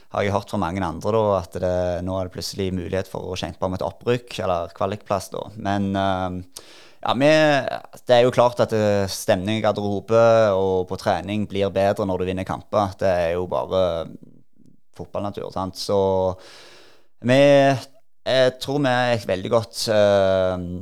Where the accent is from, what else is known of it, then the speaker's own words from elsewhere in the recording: Norway; moved away as an adult; also born or lived in United States; når jeg var hjemme i Norge